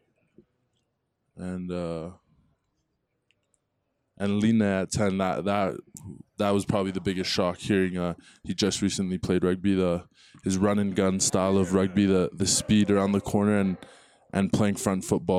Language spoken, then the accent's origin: English; Vancouver, British Columbia, Canada; moved away as an adult; now in Colorado, United States